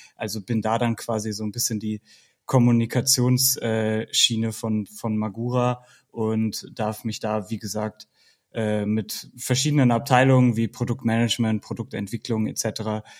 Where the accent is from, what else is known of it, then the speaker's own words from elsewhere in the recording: Bielefeld, North Rhine-Westphalia, Germany; now in Baden-Württemberg, Germany; ich komme aus der Region Bielefeld und habe da auch mit Mountainbiken angefangen